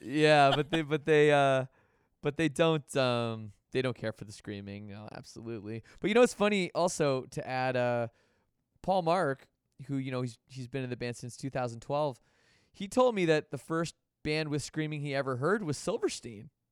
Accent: Canada; being from Canada

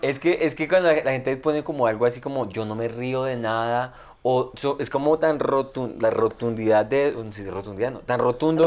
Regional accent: Colombia; yo soy colombiano

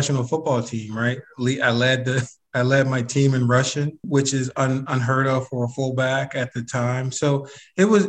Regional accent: Philadelphia, Pennsylvania, United States; I'm from Philly

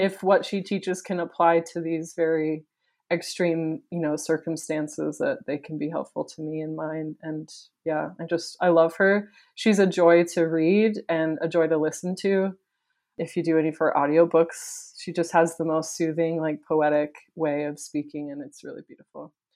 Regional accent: Wisconsin, United States; now in Provo, United States; I grew up in Wisconsin, but my family is from, Provo, my parents are from here

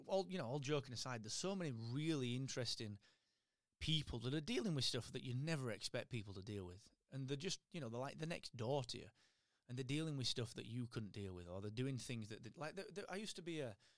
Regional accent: Barnsley, Yorkshire and the Humber, United Kingdom; so I'm from Barnsley

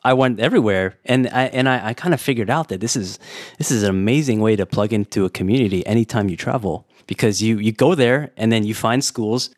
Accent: California, United States; also born or lived in Warsaw, Poland; now in Taiwan; I'm from California

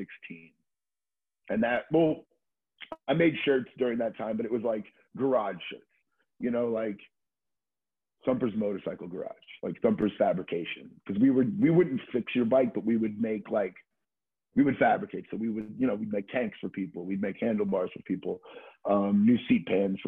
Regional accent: Florida, United States; now in New York, United States; a friend of mine that I grew up skateboarding with in Florida

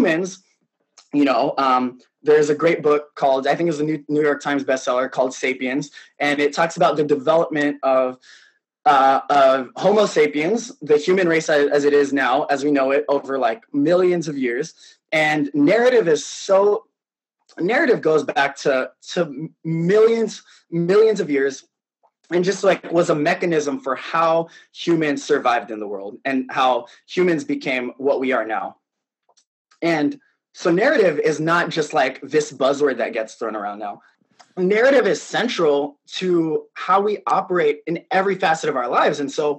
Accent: Philippines; just by virtue of being Filipino and trying to be excellent at what

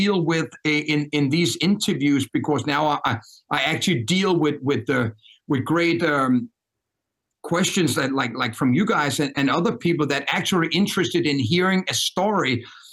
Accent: Denmark; accent: Danish; English is a second language; moved away as an adult; also born or lived in New York; born and raised in Denmark.

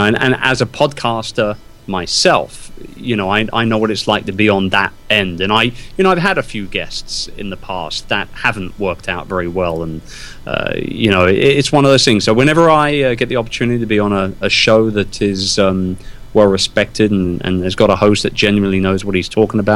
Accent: London, United Kingdom; born and raised in London. Wimbledon, to be precise.

